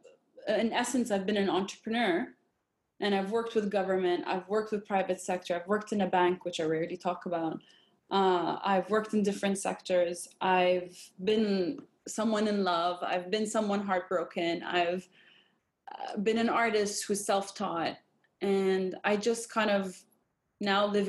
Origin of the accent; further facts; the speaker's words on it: Jordan; I grew up in Jordan, Palestinian background